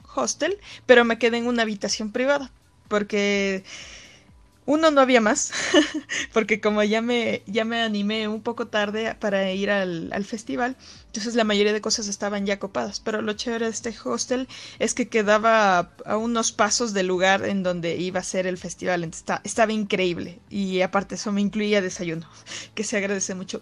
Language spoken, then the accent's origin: Spanish; Ecuador; de Ecuador